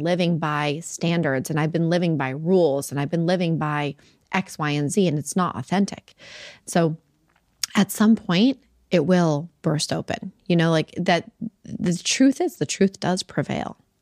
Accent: Salt Lake City, Utah, United States; I grew up in Salt Lake City, Utah

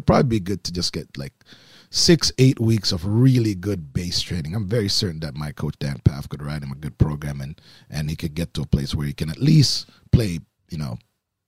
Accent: Oakville, Ontario, Canada; moved away as an adult; also born or lived in Baton Rouge, Louisiana; growing up in Oakville

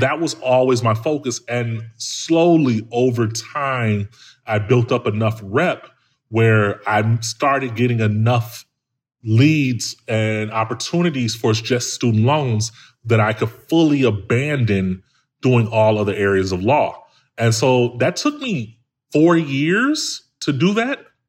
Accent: Chicago, Illinois, United States; I'm from, I'm from Chicago, man, like, from the hood

